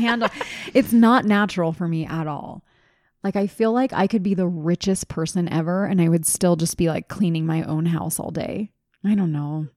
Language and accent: English; East Coast, United States; now in Utah, United States; I grew up on the East Coast